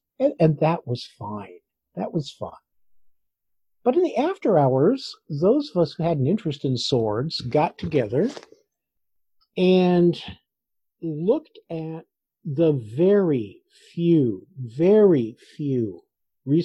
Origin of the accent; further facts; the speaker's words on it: North Central California, United States; Well, I grew up in North Central California, which in the 1960s, there wasn't really much of any swords at all